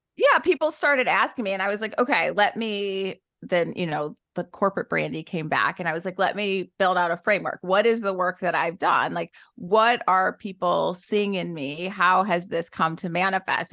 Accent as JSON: {"language": "English", "town": "Detroit", "region": "Michigan", "country": "United States", "tie": "born or raised there", "said": "I was born and raised in Detroit, Michigan to teenage parents"}